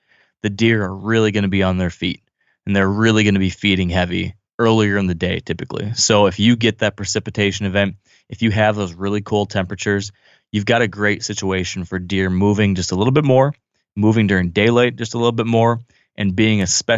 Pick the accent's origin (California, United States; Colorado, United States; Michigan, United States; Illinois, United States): Michigan, United States; my home state